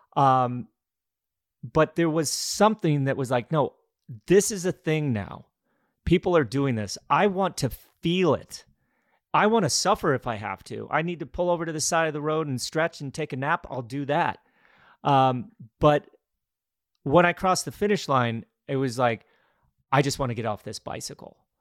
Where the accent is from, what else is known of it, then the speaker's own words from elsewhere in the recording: Glenwood Springs, Colorado, United States; now in Greenville, United States; My father put on some bike races and running races in my hometown of Glenwood Springs, Colorado